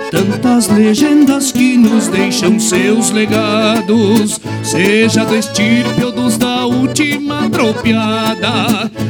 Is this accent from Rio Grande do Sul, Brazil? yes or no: yes; Guaporé, Rio Grande do Sul, Brazil; Um abraço a todo o meu povo guaporense, vamos de música.